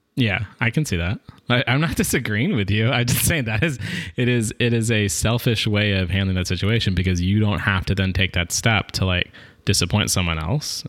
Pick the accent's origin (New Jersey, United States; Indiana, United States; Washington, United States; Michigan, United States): Washington, United States; Seattle; I'm from Seattle